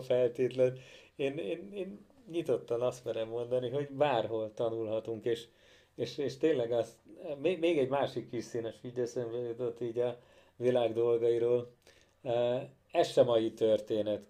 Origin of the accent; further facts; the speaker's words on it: Kecskemét, Bács-Kiskun, Hungary; mind a ketten kecskemétiek vagyunk